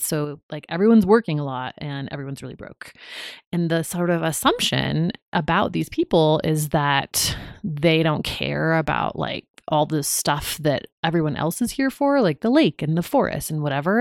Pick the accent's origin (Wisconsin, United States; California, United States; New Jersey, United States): California, United States; Ventura County; also born or lived in Hawaii; I grew up in Ventura County